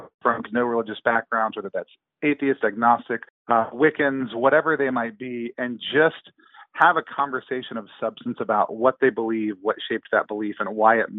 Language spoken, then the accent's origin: English; near Dallas, Texas, United States; now in Seattle, United States; I live up in Seattle, Washington with my family, but I'm from the great state of Texas. I grew up near Dallas